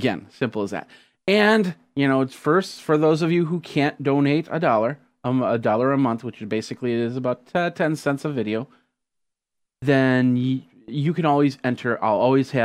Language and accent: English; Wisconsin, United States; I'm from Wisconsin, not from Hawaii.